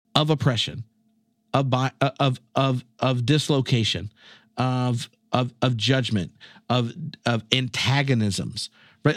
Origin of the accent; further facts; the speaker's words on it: North Carolina, United States; moved away as an adult; now in Scotland; I'm from North Carolina